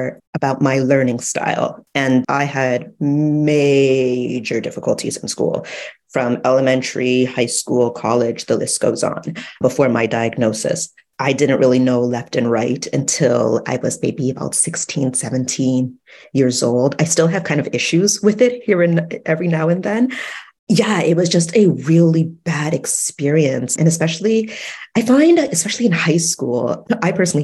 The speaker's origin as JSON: {"language": "English", "town": "Toronto", "region": "Ontario", "country": "Canada", "tie": "born or raised there", "said": "My background is Jamaican, but I was born in Canada, Toronto"}